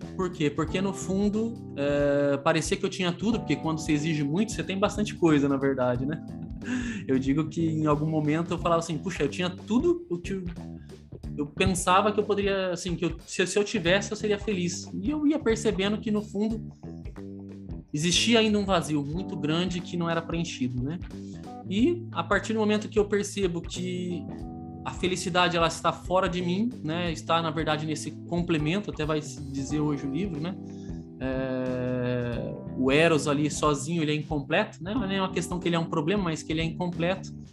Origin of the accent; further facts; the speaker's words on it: Campinas, São Paulo, Brazil; eu que sou de Campinas